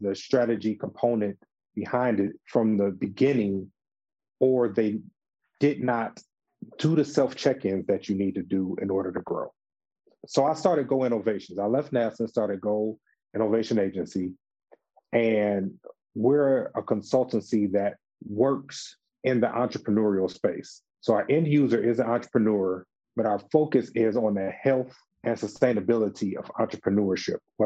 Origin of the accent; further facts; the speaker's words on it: Detroit, Michigan, United States; moved away; also born or lived in Atlanta, Georgia / Washington, District of Columbia, United States; I'm originally from Detroit, Michigan